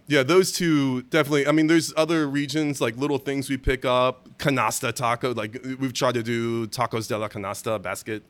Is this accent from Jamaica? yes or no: no; Germany; moved away; I was born in Germany